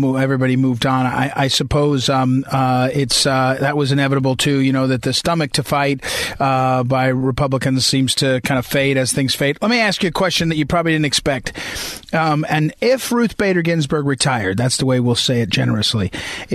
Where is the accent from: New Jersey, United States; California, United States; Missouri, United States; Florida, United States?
Missouri, United States; Out in Missouri, where I'm from